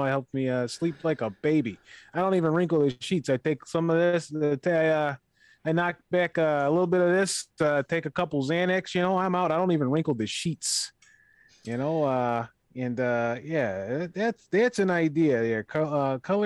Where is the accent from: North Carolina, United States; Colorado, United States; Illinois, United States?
Illinois, United States; Chicago; I'm from Chicago. So that's how we talk